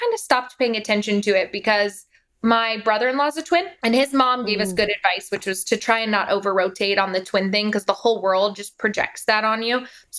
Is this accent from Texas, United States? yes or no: no; Denver, Colorado, United States